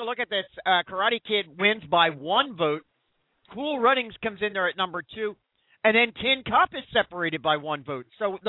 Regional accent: Philadelphia, Pennsylvania, United States; I'm a Philadelphian, and we here in Philadelphia

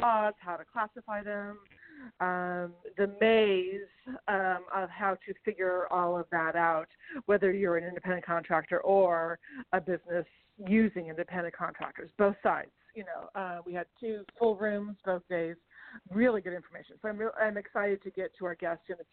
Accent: Northern California, United States; I grew up in Northern California

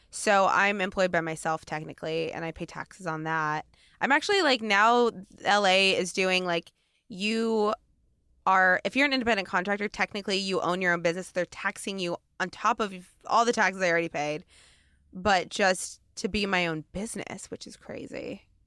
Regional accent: Portland, United States; now in Los Angeles, United States; I'm from Portland

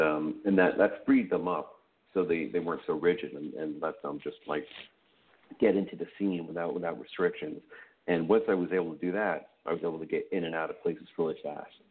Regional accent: New York, United States; moved away as an adult; also born or lived in Los Angeles; I'm a New Yorker

